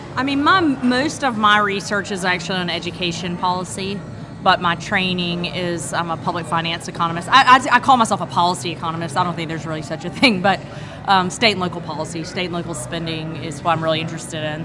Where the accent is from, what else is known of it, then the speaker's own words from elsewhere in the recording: Athens, Georgia, United States; moved away as an adult; also born or lived in Knoxville, Tennessee; now in Rock Hill, United States; I'm from Athens, Georgia